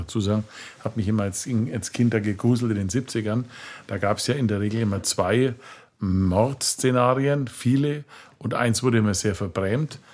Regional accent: Franconia, Bavaria, Germany; das Leben bei uns in Franken ja Schäufele und Bratwurst

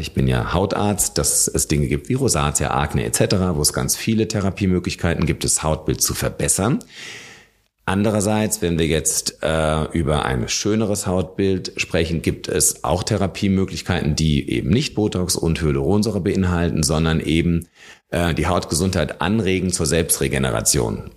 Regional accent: Germany; also born or lived in Munich; Bei uns in Deutschland

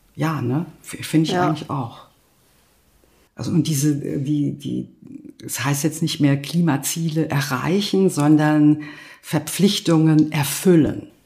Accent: Berlin, Germany; Das würde ich auch nicht schlecht finden als Berlinerin

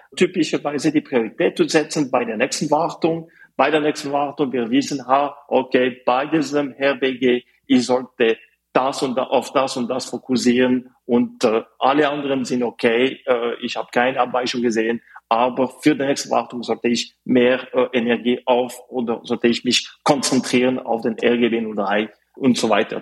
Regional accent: Fribourg, Switzerland; German is a second language; moved away as an adult; also born or lived in Zurich; Also ich komme aus der Schweiz. Ich bin äh, geboren auf die französische Seite von der Schweiz in Fribourg. Aber ich habe Deutsch gelernt

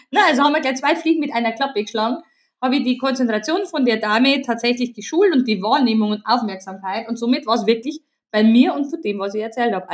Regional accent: Bavaria, Germany; accent: Bavarian; now in Regensburg area, Germany; habe ich einfach mein, meinen bayerischen Dialekt nicht mehr bremsen können

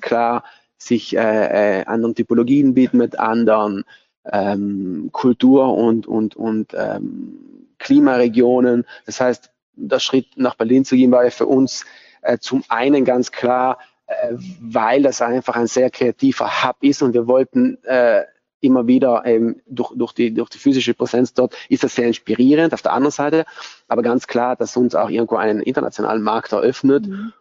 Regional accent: Bolzano, Trentino-Alto Adige, Italy; Ich bin auch hier in Bozen geboren, aufgewachsen

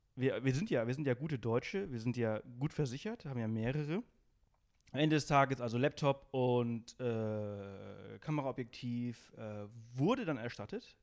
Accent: Alcúdia, Balearic Islands, Spain; also born or lived in Berlin, Germany; now in Garmisch-Partenkirchen, Germany; ich bin auf Mallorca geboren äh, in Spanien

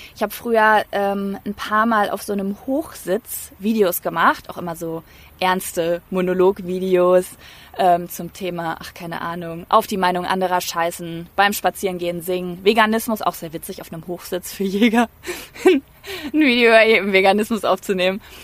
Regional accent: North Rhine-Westphalia, Germany; accent: East Westphalian; Ich komme nämlich aus Ostwestfalen, da sagt man 14. 14.

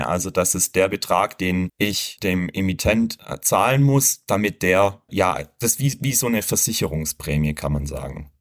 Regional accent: Germany; bei uns in Deutschland

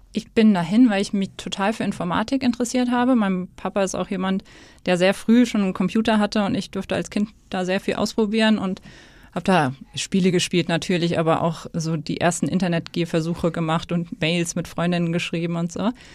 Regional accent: Hesse, Germany; moved away as an adult; also born or lived in Stuttgart; now in Hamburg, Germany; ich komme aus Hessen

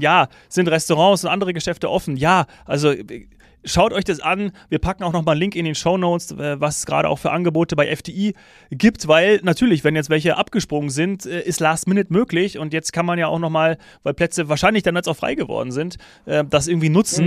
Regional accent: Bavaria, Germany; für mich als Bayer

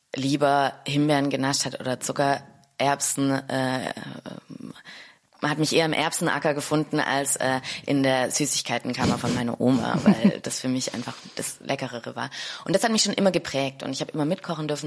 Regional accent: Stuttgart, Baden-Württemberg, Germany; moved away as an adult; also born or lived in Neukölln, Berlin; now in Berlin, Germany; ich bin Stuttgarterin

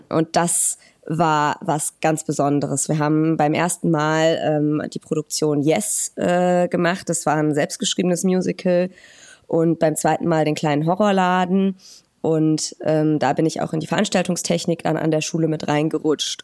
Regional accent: Hürth, North Rhine-Westphalia, Germany; moved away as an adult; also born or lived in Cologne; now in Weimar, Germany; Ich bin in Köln geboren und in der kleinen Stadt Hürth äh, groß geworden

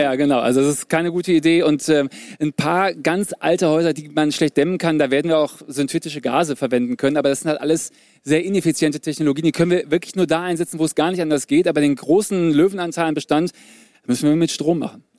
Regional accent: Germany; die Deutschen, wir

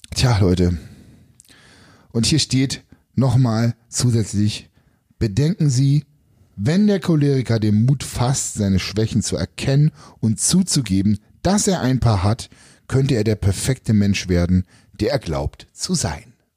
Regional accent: East Germany, Germany; Ich bin ja quasi ja in der DDR groß geworden

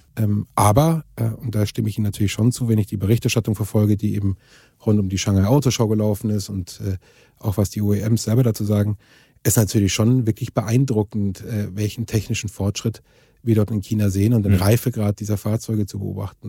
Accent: Germany; als Europäer und speziell uns als Deutsche

